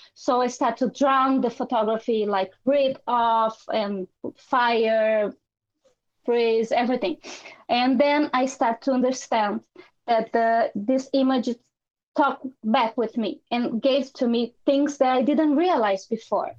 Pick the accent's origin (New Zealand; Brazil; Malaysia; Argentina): Brazil; also born or lived in Ireland / London / Italy; now in Portugal; I'm from Brazil